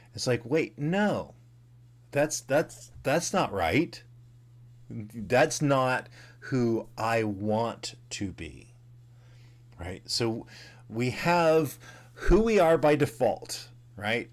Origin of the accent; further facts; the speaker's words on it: the South, United States; growing up in the South in the, you know, seventies and eighties